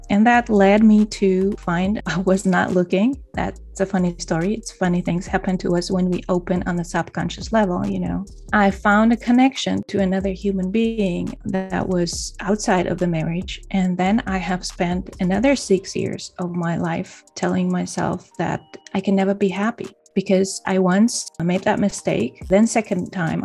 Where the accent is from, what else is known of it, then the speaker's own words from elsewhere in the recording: Poland; moved away as an adult; also born or lived in Denmark; I moved to another country, to my home country